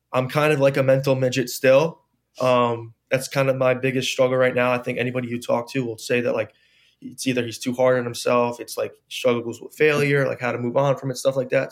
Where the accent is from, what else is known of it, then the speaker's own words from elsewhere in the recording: New Jersey, United States; I wanted to play f, for my home state, you know, I didn't wanna travel far away from home.